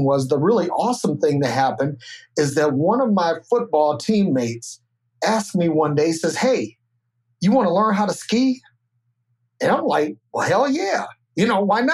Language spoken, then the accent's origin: English; Detroit, Michigan, United States; also born or lived in Decatur, Illinois; I was born in Decatur, Illinois. And when I was 4 years old, my parents separated and my mom was from Detroit. So we went back to Detroit to be with her parents